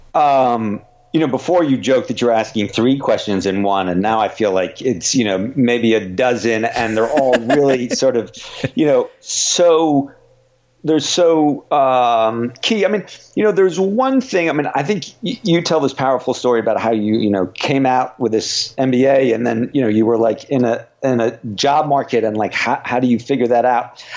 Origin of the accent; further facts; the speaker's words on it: United States; I live here and and you know grew up here and and so feel you know, I am really American